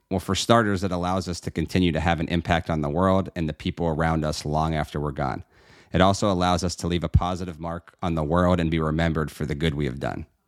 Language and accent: English; Pittsburgh, Pennsylvania, United States; now in Florida, United States; proudly born and raised in the great city of Pittsburgh, Pennsylvania